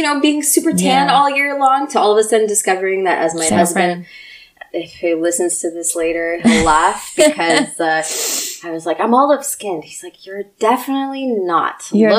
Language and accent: English; United States; also born or lived in Russia; So my family immigrated at the end of the 80s. I was one when we came. So I grew up in the States.